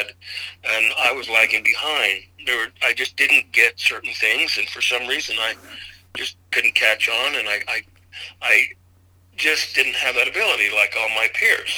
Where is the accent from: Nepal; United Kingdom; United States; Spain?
United States; Idaho; I was raised in Idaho.